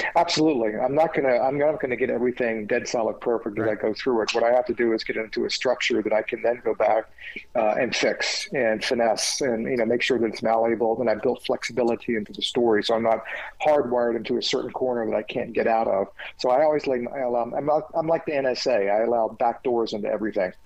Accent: United States; I grew up in Jim Crow America

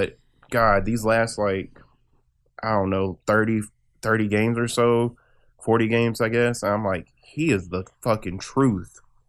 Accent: Dallas, Texas, United States; I was born in Dallas.

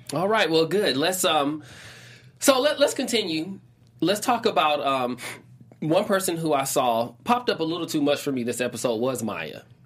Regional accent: Atlanta, Georgia, United States; that's what we say in Atlanta.

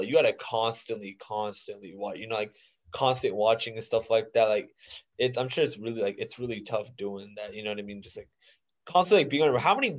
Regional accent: India; no I would just I'm also Indian. So like I was just wondering, like, has there

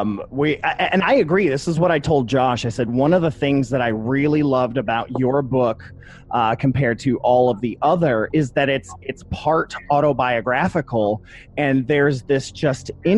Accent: Toledo, Ohio, United States; I'm from Toledo, Ohio

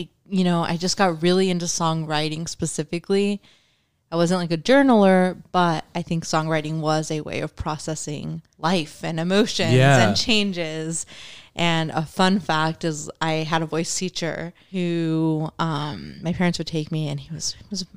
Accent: St. Petersburg, Florida, United States; moved away as an adult; also born or lived in New York; I was born in St. Petersburg

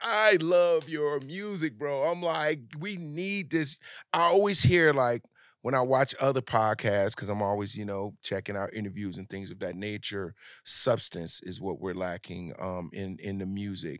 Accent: New Jersey, United States; Yeah, I'm from Jersey. So I grew up in the New York, Jersey, you know.

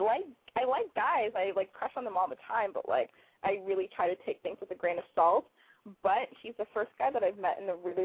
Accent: Los Angeles, California, United States; now in San Francisco, United States; I live in San Francisco, but I'm from Los Angeles.

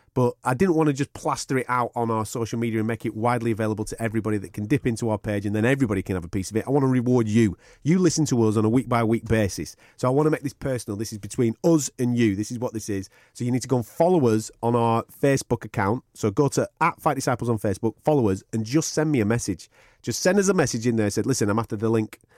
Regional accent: Blackburn, North West England, United Kingdom; now in Manchester, United Kingdom; I'm from Blackburn

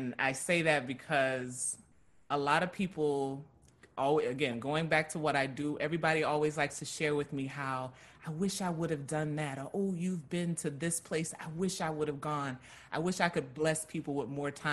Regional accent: Louisiana, United States; I'm from Louisiana

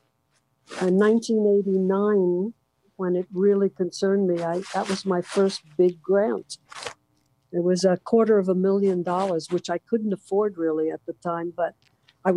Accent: New York City, New York, United States; moved away as an adult; now in West Coast, United States; growing up in Brooklyn and living in New York so many years

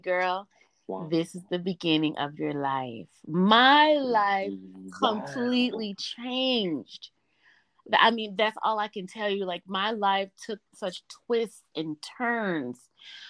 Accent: Memphis, Tennessee, United States; As a young lady growing up in the South, I grew up in Memphis, Tennessee.

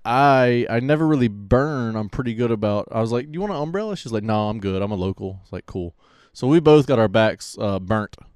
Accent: Pensacola, Florida, United States; I'm from Pensacola

